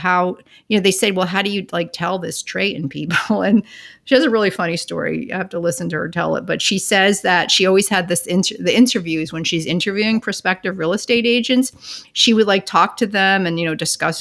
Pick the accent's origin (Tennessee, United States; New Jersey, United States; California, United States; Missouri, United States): New Jersey, United States; Northern; about 12 miles from where I grew up in Northern Jersey